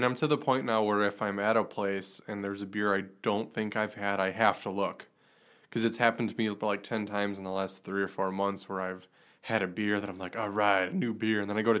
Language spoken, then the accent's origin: English; Chilton, Wisconsin, United States; my hometown, Chilton